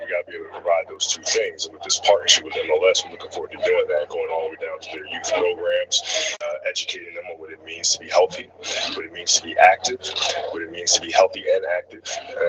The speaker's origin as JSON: {"language": "English", "country": "Italy", "tie": "born or raised there", "moved": "yes", "said": "growing up in Italy"}